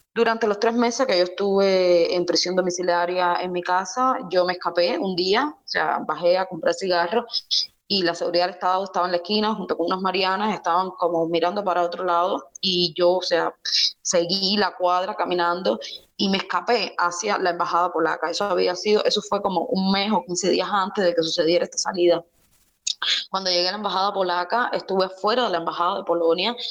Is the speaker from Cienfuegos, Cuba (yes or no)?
yes; Cienfuegos, Cuba; moved away; also born or lived in Ciudad Nuclear / Havana; salí de Cienfuegos, luego salí de la ciudad nuclear, luego para Cienfuegos, de Cienfuegos para La Habana